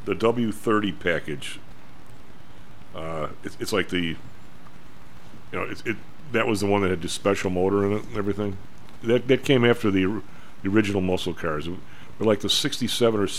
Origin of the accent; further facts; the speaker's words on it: Evergreen Park, Illinois, United States; where I grew up in Evergreen Park